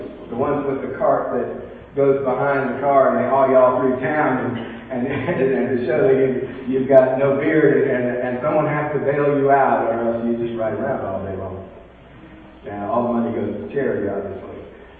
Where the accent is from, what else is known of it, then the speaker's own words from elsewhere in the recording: California, United States; It's El Dorado time in my hometown of California.